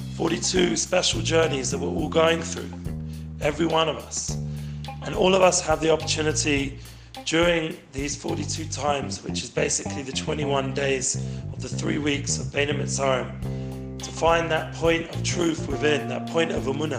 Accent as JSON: {"language": "English", "region": "London", "country": "United Kingdom", "tie": "born or raised there", "moved": "yes", "lives_now": "Israel", "said": "I grew up in London."}